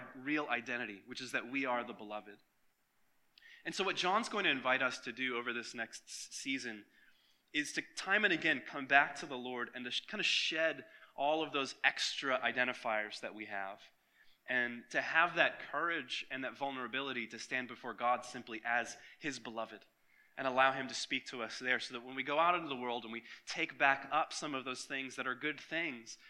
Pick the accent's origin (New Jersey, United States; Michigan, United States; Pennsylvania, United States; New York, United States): Michigan, United States; now in Florida, United States; when I was a kid growing up in Michigan